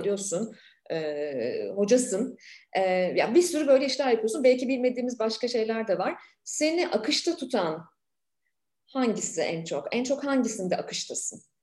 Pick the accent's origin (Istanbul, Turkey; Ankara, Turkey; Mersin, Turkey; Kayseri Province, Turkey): Ankara, Turkey; moved away as an adult; ben de bir Ankaralıyım.